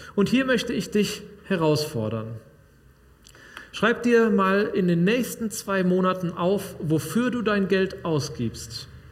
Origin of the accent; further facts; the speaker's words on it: Sauerland, North Rhine-Westphalia, Germany; moved away; Bei uns im Sauerland